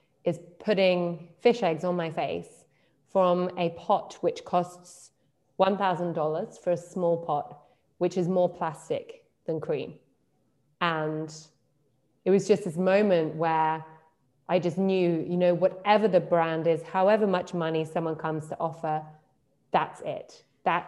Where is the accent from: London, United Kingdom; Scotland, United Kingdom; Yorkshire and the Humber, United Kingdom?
London, United Kingdom; moved away as an adult; also born or lived in Berlin; I'm from London